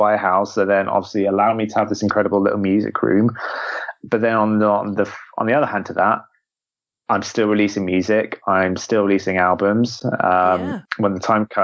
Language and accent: English; Devon, South West England, United Kingdom; I grew up in Devon